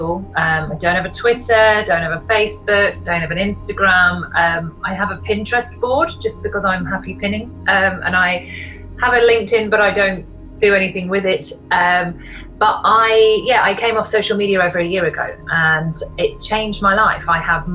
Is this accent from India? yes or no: no; Yorkshire and the Humber, United Kingdom; I'm from Yorkshire in the north of England